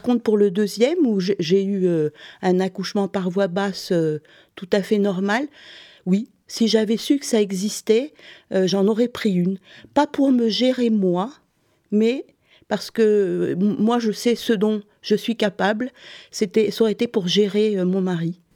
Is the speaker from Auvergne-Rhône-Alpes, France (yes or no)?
no; Montpellier, Occitania, France; moved away as an adult; also born or lived in Sweden; now in Stockholm, Sweden; je viens du sud, de Montpellier